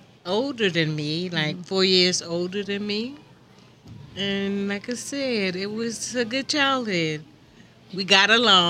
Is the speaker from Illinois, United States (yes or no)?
no; Charleston, South Carolina, United States; I was born in Charleston, South Carolina, back in 1960, so you can figure out my age.